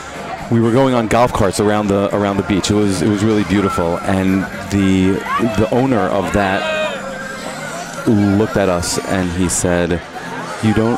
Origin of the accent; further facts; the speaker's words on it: West Hartford, Connecticut, United States; now in Israel; growing up in West Hartford, Connecticut